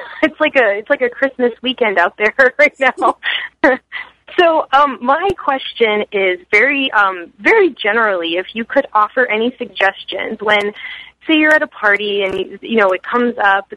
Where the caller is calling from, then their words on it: Bethlehem, Pennsylvania, United States; I'm calling from Bethlehem, Pennsylvania.